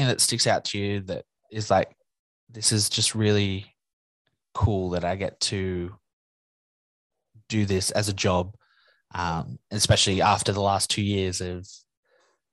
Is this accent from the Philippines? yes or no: no; New South Wales, Australia; I'm from New South Wales